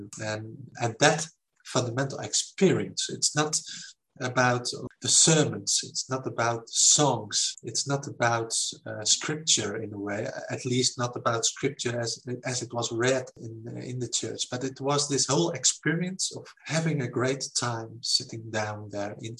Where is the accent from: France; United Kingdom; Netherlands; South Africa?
Netherlands; I was raised in the Netherlands in what you can call a simple Christian family